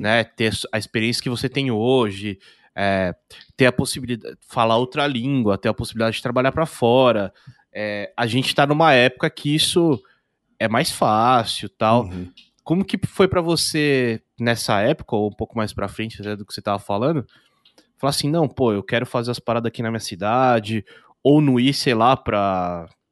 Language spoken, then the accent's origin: Portuguese; interior of São Paulo, Brazil; eu sou do interior de São Paulo também